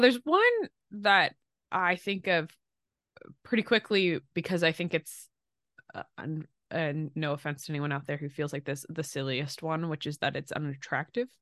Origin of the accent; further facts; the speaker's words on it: Pottstown, Pennsylvania, United States; moved away; if I had to never leave my hometown